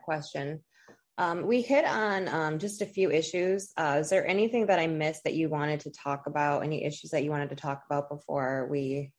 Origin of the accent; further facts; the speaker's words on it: District 9, Ohio, United States; I'm from District 9 in Ohio